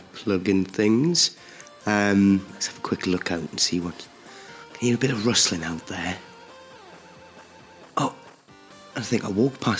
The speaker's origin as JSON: {"language": "English", "town": "Newcastle upon Tyne", "region": "North East England", "country": "United Kingdom", "tie": "born or raised there", "moved": "yes", "said": "speaking to you from my hometown of Newcastle upon Tyne, the northeast of England"}